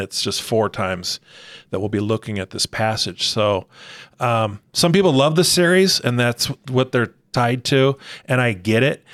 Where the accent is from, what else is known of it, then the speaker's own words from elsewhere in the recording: Arizona, United States; now in Rancho Cucamonga, United States; growing up in Arizona, grew up in a Christian home